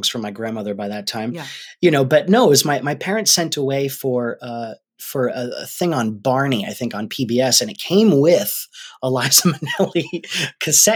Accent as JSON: {"language": "English", "region": "Rhode Island", "country": "United States", "said": "We're from Rhode Island."}